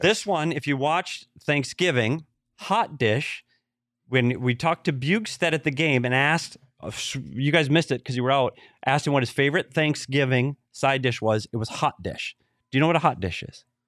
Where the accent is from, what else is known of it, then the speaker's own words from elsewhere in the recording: Minnesota, United States; my home state, Minnesota